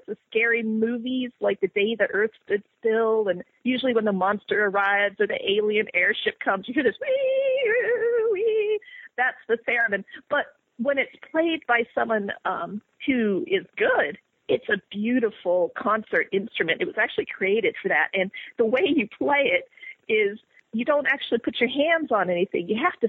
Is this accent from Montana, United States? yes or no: yes; Montana, United States; born there; also born or lived in West Virginia / Virginia; I was born in Montana. And I don't remember much about it, except it looked pretty neat. We lived on a farm, and we had goats and a little goat cart, and I was when I was an infant. So then I lived in West Virginia, and I lived in Virginia